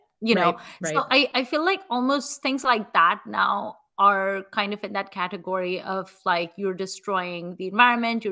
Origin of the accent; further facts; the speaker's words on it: Mumbai, Maharashtra, India; moved away; also born or lived in Atlanta / Chicago; I'm from Mumbai.